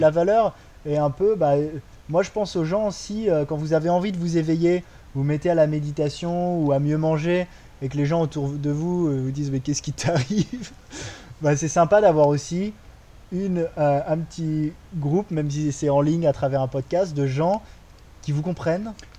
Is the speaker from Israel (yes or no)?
no; France; moved away as an adult; also born or lived in Australia; now in Bali, Indonesia; Moi, j'ai grandi en France